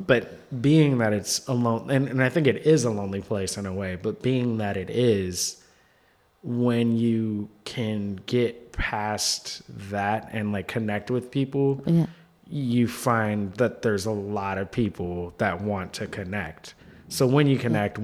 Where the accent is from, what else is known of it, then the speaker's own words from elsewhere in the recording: Seattle, Washington, United States; now in New York, United States; my hometown